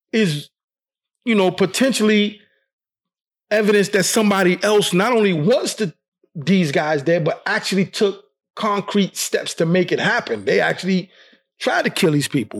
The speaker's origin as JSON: {"language": "English", "town": "New York City", "region": "New York", "country": "United States", "tie": "born or raised there", "said": "I was born and raised in Brooklyn"}